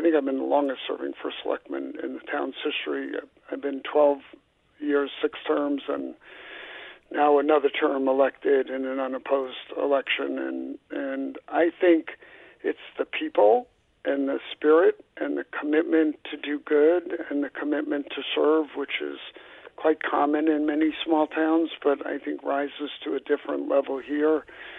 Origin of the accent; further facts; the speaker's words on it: New York City, New York, United States; also born or lived in Long Island, New York / Mystic, Connecticut; now in Essex, United States; I'm from Brooklyn, New York, having ended up here, my path was Brooklyn, Long Island, Mystic, and then here since 1985 when I moved my company here.